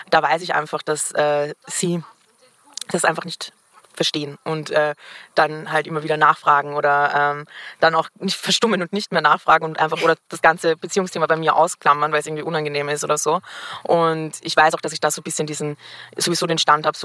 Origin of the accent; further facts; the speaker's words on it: Vienna, Austria; ich bin Wienerin, das heißt, ich bin auch noch mit Leuten aus meiner Schulzeit befreundet